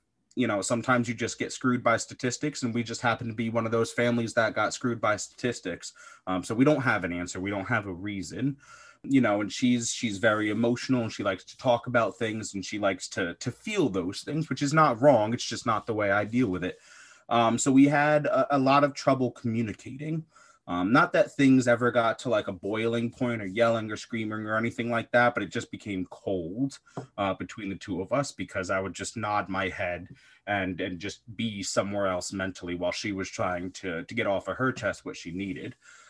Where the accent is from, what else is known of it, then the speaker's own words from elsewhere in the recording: East Coast, United States; So I'm originally from the East Coast in the US. So we were out in the Midwest, and we decided to move back and start a family.